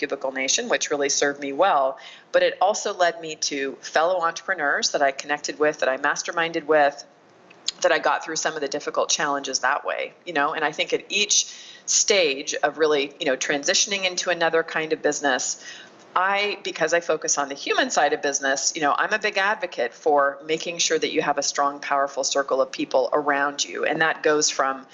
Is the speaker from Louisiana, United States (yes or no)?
no; Mesa, Arizona, United States; I opened up a small business incubator in my hometown of Mesa, Arizona